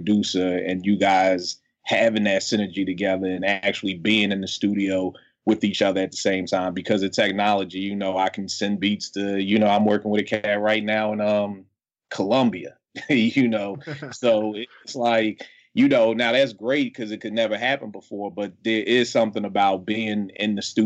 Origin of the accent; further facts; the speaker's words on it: Philadelphia, Pennsylvania, United States; I was in West Philly. I'm from Philly.